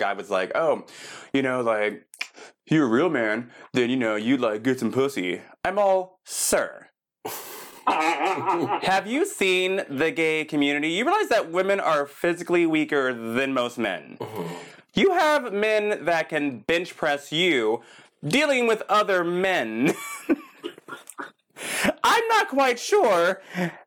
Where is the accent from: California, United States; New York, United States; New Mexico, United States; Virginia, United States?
California, United States; Palm Springs; also born or lived in Texas; now in West Hollywood, United States; born in Texas, but moved to Palm Springs when I was very, very young